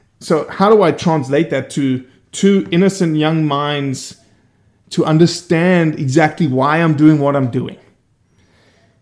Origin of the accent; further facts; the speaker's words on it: Johannesburg, Gauteng, South Africa; moved away as an adult; also born or lived in Brazil / Oxford, Mississippi; now in Bay St. Louis, United States; I grew up in Johannesburg, 8.5 million people